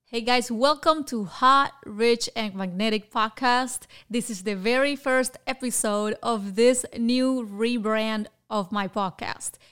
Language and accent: English; Havana, Cuba; moved away as an adult; now in Florida, United States; I was born in Havana, Cuba in nineteen seventy-eight